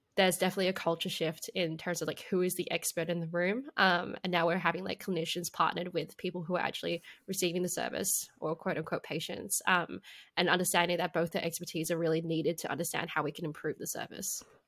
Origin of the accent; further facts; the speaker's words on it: Perth, Western Australia, Australia; I grew up in Perth, um, in West Australia